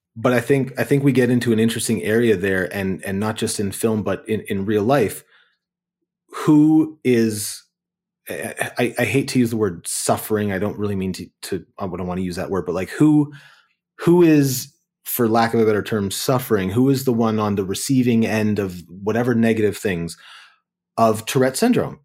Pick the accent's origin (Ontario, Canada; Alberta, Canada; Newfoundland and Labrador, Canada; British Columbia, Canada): Ontario, Canada; Kitchener; I grew up in Kitchener, Waterloo in Ontario